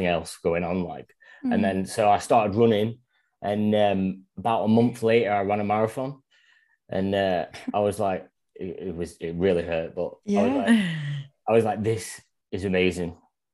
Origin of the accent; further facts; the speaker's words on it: Northern England, Yorkshire and the Humber, United Kingdom; moved away as an adult; now in Australia; I'm from Northern England, Yorkshire